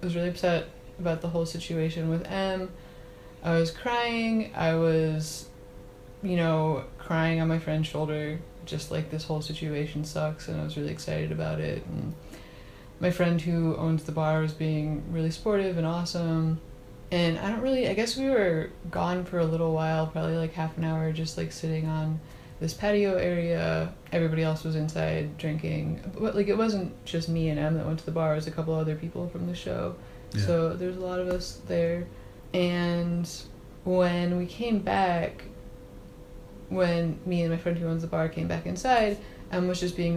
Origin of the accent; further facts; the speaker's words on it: Cleveland, Ohio, United States; moved away; I'm in my hometown